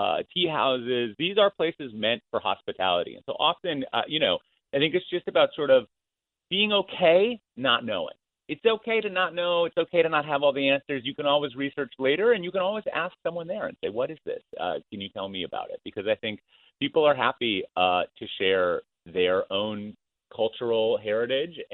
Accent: Minnesota, United States; I grew up in Minnesota.

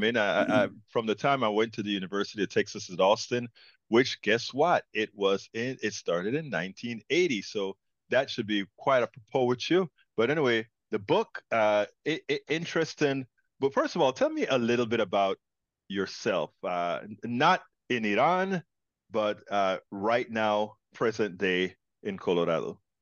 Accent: Panama; now in United States; I'm an immigrant from Panama, Central America

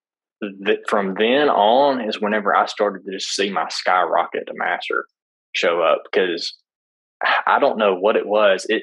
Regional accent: Alabama, United States; I'm from Alabama.

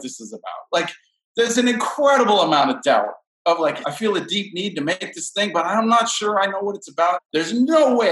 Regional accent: Southern California, United States; born or raised there; now in Brooklyn, United States

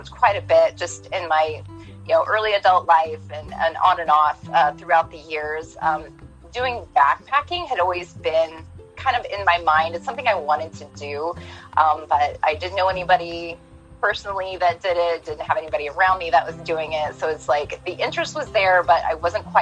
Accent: Galesburg, Illinois, United States; I am from Galesburg, Illinois

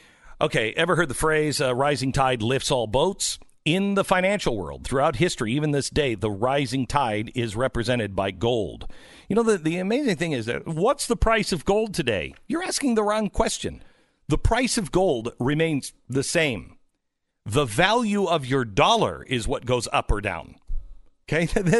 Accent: Pacific Northwest, United States; now in Texas, United States; because I grew up in the Pacific Northwest, I love, like, the windows open. But in Texas, I don't sleep with the windows open

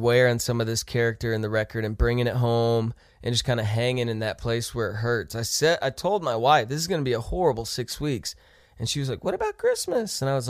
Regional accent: Ohio, United States; also born or lived in Texas / Kansas; I was born in Texas, grew up in Ohio, and then we moved to Kansas when I was in middle school. So I call that home because that's high school and college.

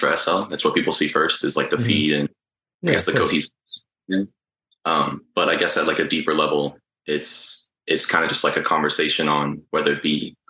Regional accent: Tampa, Florida, United States; also born or lived in Long Island, New York / Uruguay (family); I was born in Long Island, but we moved to Tampa when I was like 3 or 4.

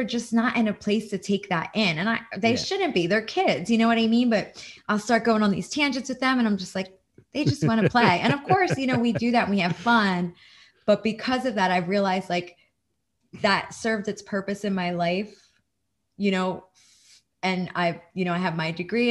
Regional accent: New Jersey, United States; now in Florida, United States; I'm from New Jersey originally. I live in Florida now.

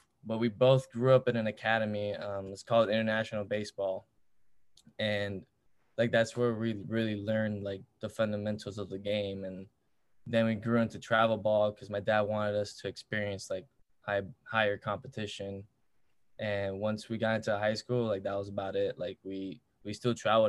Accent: Miami, Florida, United States; I'm from Miami. I'm born and raised from Miami, Florida.

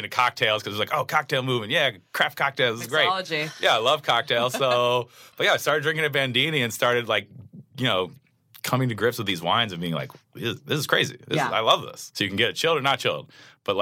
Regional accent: Philadelphia, Pennsylvania, United States; moved away as an adult; now in Los Angeles, United States; I grew up in Philly

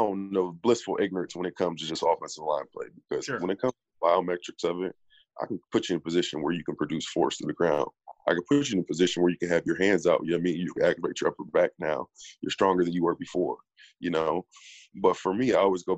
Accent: Peoria, Illinois, United States; now in Dallas, United States; Growing up in Peoria

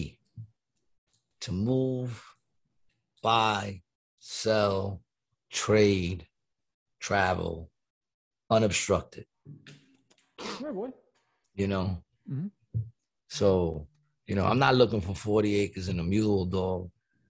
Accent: United States; I love the fact that I grew up in this, what used to be a great country of ours.

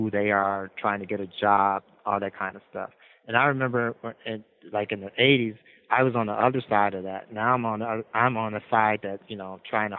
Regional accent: Midwest, United States; You know, we're from the Midwest. The Midwest I come from, we, you know, we close eyes, you know, with fists and stuff like that.

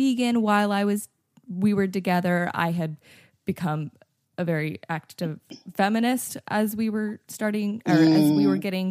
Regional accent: North Carolina, United States; now in Nashville, United States; I grew up in North Carolina. I was living in Nashville

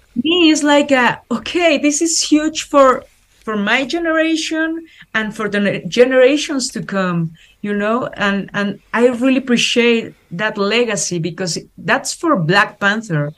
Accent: Mexico; English is a second language; as Mexican people, as Latin American people

